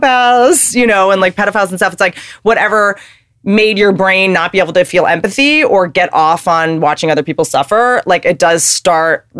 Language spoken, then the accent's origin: English; the South, United States; I spent a lot of time growing up in the South